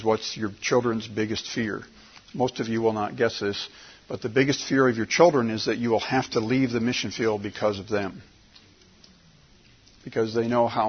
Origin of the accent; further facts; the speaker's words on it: United States; as an American